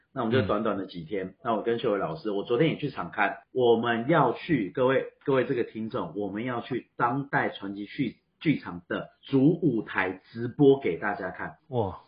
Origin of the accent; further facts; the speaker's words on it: Taiwan; 我们台湾人